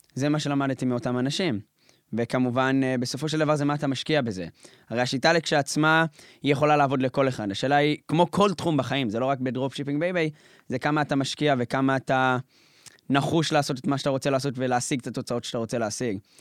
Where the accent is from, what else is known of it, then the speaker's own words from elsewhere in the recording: Jerusalem, Jerusalem District, Israel; משפחה ממוצעת, משפחה חרדית בירושלים